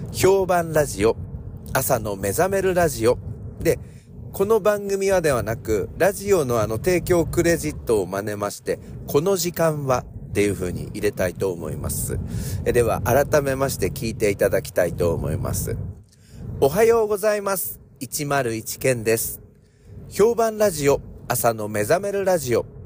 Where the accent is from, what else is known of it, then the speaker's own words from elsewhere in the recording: Ibaraki, Japan; accent: Ibaraki dialect; 構わねべっていうのは大丈夫でしょうっていう、まあ、茨城県の訛り